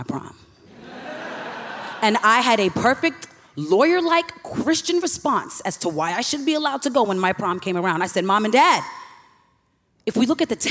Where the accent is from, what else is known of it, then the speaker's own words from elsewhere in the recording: New York City, New York, United States; now in St. Louis, United States; I currently live in St. Louis, but I'm born and raised in Hollis, Queens, New York.